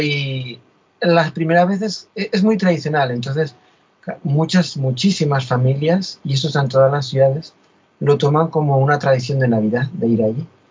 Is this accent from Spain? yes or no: yes; Spain; moved away; yo soy español, vivo fuera de España